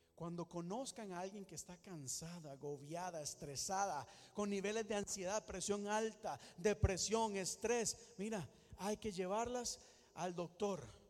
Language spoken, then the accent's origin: Spanish; Costa Rica; moved away; En mi país nos, en algunos momentos hasta nos obligaban a ir a la iglesia tres o cuatro veces a la semana para buscar Dios y más si uno tenía que servir. Eso es en Costa Rica